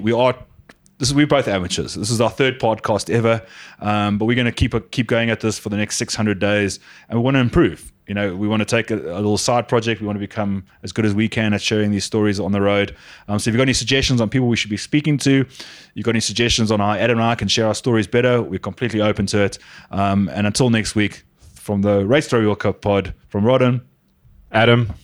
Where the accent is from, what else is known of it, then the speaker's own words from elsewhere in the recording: South Africa; I'm a South African